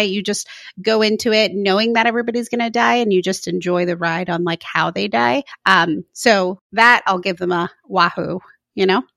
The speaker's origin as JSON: {"language": "English", "region": "Florida", "country": "United States", "moved": "as an adult", "lives_now": "San Mateo, United States", "said": "I never realized I was from Florida until I moved to the West Coast"}